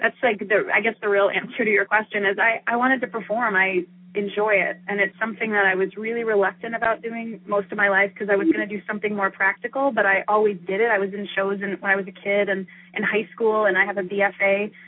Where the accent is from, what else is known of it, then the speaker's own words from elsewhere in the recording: Florida, United States; And I grew up in Florida